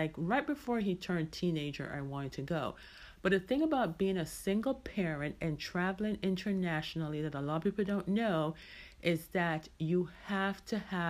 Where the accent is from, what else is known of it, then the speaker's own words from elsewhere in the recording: Jamaica; now in United States; I am Jamaican, you know, born and raised there, even though I've lived in the States for many, many, many, many years.